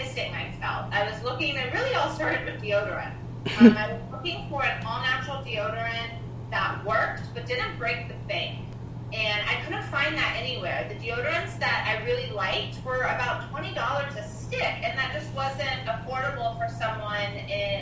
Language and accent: English; North Georgia, United States; moved away; North Georgia where I grew up